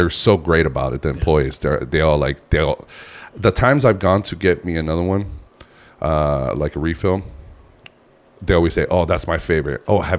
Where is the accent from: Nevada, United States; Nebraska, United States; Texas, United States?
Nevada, United States; Reno; I'm from Reno. My wife and I, we grew up in Reno, Nevada.